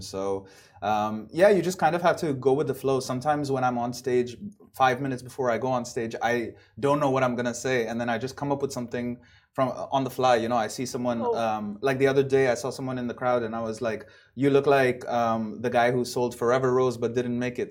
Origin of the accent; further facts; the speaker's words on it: Dubai, United Arab Emirates; moved away as an adult; also born or lived in Buffalo, United States; I was born and raised here in Dubai, but then I moved back from the States after college.